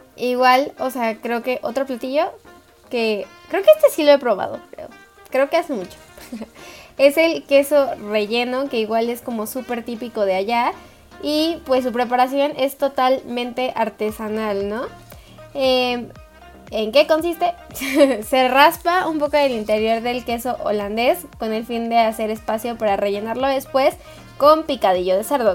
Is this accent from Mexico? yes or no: yes; Mexico; now in Mexico City, Mexico; como mexicanos